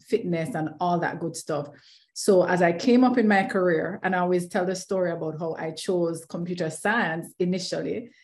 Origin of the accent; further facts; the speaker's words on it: Kingston, Jamaica; I am Jamaican, always waving the flag very, very proudly uh, mm-hmm. from right in the heart of Kingston, Jamaica